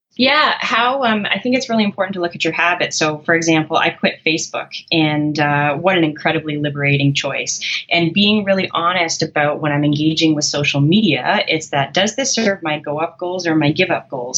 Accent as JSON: {"language": "English", "country": "Canada", "said": "I'm a Canadian, I use kilometers."}